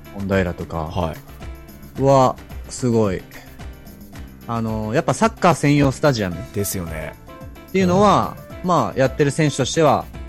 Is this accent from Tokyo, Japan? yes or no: no; Date, Hokkaido, Japan; 僕生まれは伊達市